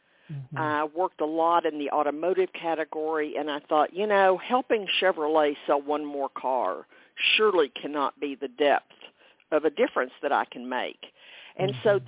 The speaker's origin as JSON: {"language": "English", "region": "Texas", "country": "United States", "said": "a fourth generation Texan"}